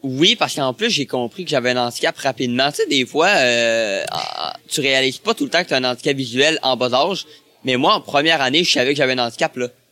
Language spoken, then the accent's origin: French; La Pocatière, Quebec, Canada; also born or lived in Montreal; je suis né euh, à l'Apocatière. Ça, c'est dans le Bas-Saint-Laurent.